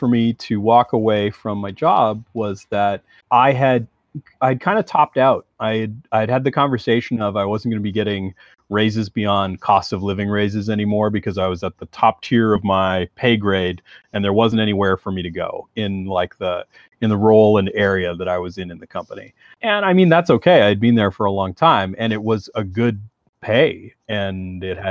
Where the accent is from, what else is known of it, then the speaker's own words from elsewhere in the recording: Canada; As a Canadian